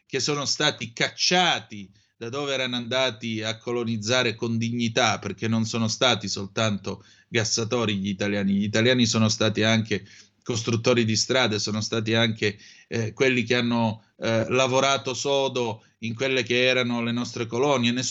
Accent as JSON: {"language": "Italian", "country": "Italy", "tie": "born or raised there", "said": "per me sono più italiani e più fratelli d'Italia di tutti noi che siamo nati e cresciuti in Italia."}